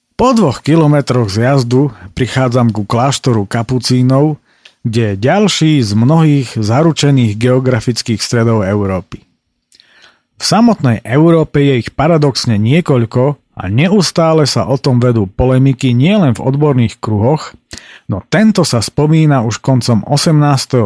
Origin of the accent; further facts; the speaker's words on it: Slovakia; som sa narodil práve v Tatrách